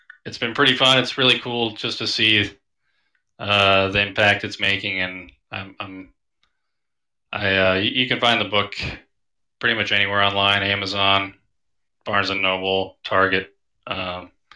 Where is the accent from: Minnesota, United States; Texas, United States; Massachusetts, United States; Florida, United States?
Minnesota, United States; now in Seattle, United States; I'm from Minnesota